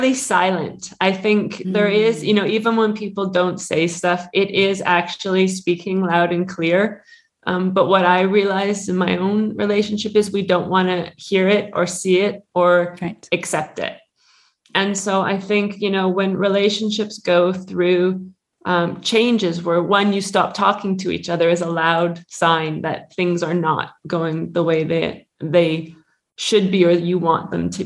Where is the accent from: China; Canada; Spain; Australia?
Canada; moved away as an adult; now in Switzerland; I'm originally from Canada, but I've been living in Switzerland now for 21 or 22 years.